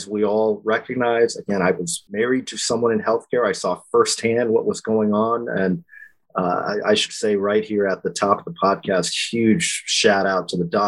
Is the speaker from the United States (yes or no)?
yes; Lompoc, California, United States; also born or lived in Washington, D.C.; I'm a Californian born and raised, small town guy from Lompoc, California, a military family